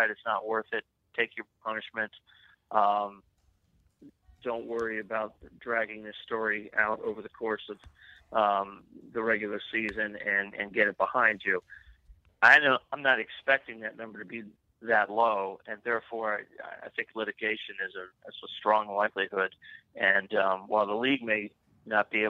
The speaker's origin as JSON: {"language": "English", "town": "Tampa", "region": "Florida", "country": "United States", "tie": "born or raised there", "said": "I grew up in the Tampa Bay area, and I was very much a young teenager for the 76-77 Buccaneers"}